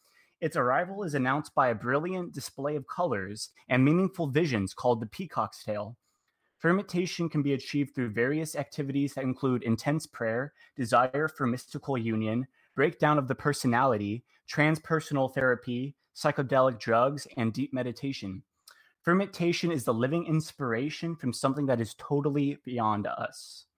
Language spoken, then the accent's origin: English; Mesa, Arizona, United States; I'm from Mesa, Arizona.